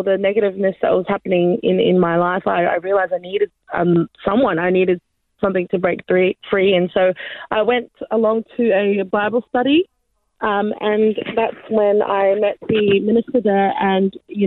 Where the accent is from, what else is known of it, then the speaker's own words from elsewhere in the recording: Australia; also born or lived in New Zealand; I was born in New Zealand, but I came to Australia when I was a toddler, so I'm pretty much Australian